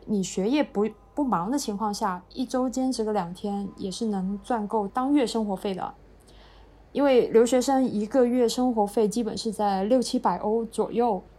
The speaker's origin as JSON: {"language": "Chinese", "region": "southern China", "country": "China", "also_born_or_lived": "Finland", "moved": "as an adult", "said": "作为南方人，我从来没见过雪"}